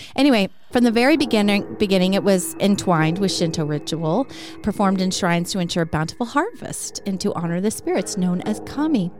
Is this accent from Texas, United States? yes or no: yes; Texas, United States; I grew up in Texas